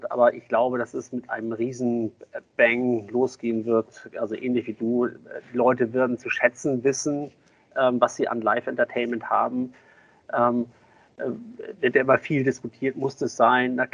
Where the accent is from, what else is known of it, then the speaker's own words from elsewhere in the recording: Kiel, Schleswig-Holstein, Germany; Ich bin ja ähm, als, als äh, Kieler ähm, ja, über Jahrzehnte schon HSV-Fan